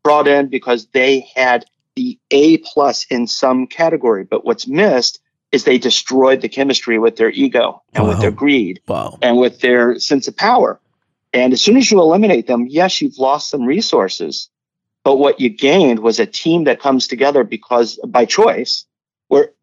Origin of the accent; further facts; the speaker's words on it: United States; we're both from the United States